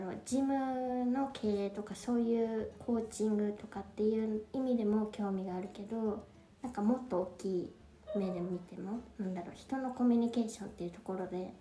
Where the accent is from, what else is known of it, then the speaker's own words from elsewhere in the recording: Japan; moved away as an adult; now in Paris, France; 育ちは日本なんですけど